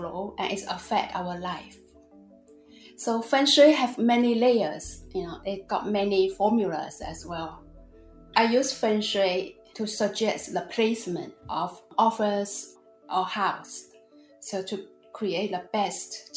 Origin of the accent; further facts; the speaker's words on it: China; now in Australia; I was born and raised in China.